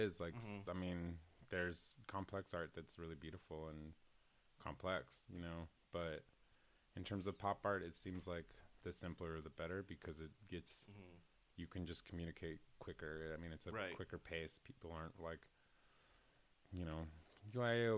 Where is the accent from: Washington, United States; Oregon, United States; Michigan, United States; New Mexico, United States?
Washington, United States; Seattle; I'm from Seattle, Washington